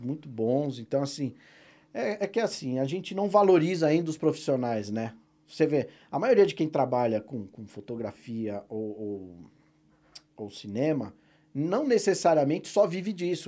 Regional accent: Presidente Prudente, São Paulo, Brazil; a minha cidade natal, Presidente Prudente

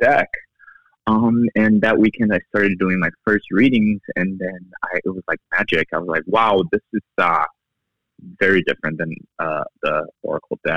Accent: Brazil; now in United States; I'm originally from Brazil, but I've been here all of my adult life in the U.S.

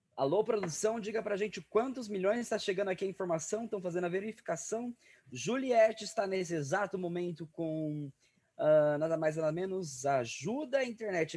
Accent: Araçatuba, São Paulo, Brazil; a cidade de Aracatuba, cidade onde eu nasci. Minha cidade inteira

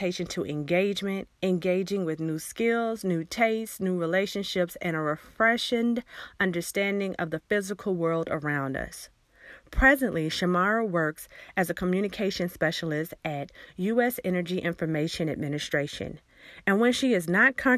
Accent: Alabama, United States; I'm from Alabama

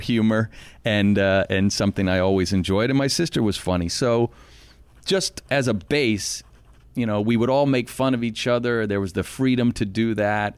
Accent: Arlington, Virginia, United States; I grew up in Arlington, Virginia

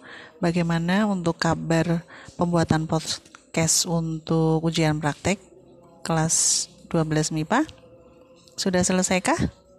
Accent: Banjarmasin, South Kalimantan, Indonesia; English is a second language; also born or lived in Samarinda, East Kalimantan; I was born in Samarinda, East Kalimantan. My family moved to Banjarmasin when I was 5, so I grew up there.

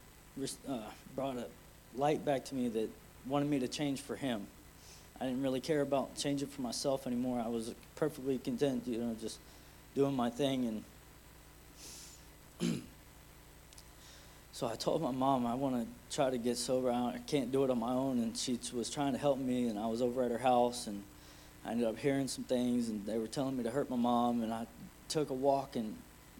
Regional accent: Plant City, Florida, United States; I'm from Plant City

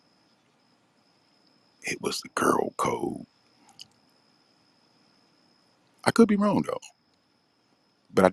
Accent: Washington, District of Columbia, United States; I'm from Washington, D.C., nation's capital.

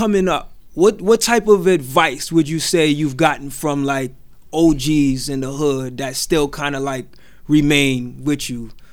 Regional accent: New York City, New York, United States; I'm from Brooklyn too

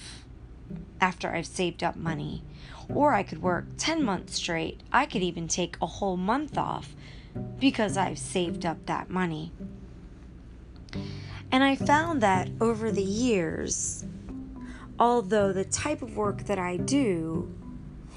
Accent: United States; So I was born in America, and I've lived most of my life in America.

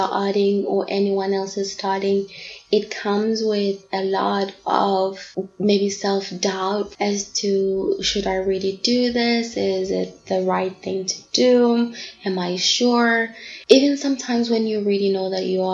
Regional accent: South Africa; also born or lived in Bangkok, Thailand / Durban; I am from South Africa. I'm 25 years old and I currently live in Durban.

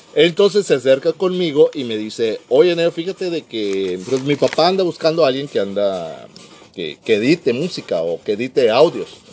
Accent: Mexico City, Mexico; also born or lived in Tampico, Tamaulipas; now in Mexicali, Mexico; Soy originario de la Ciudad de México, del CDMX, pero por muchos años estuve en Tampico, Tamaulipas

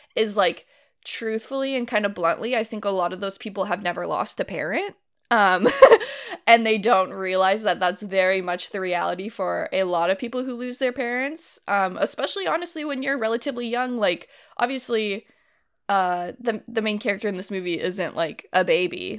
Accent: Livermore, California, United States; where I grew up

